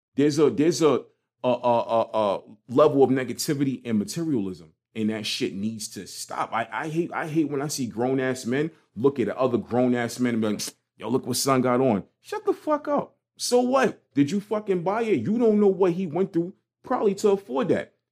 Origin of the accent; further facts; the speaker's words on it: New York City, New York, United States; growing up in Brooklyn, it was like, especially in Crown Heights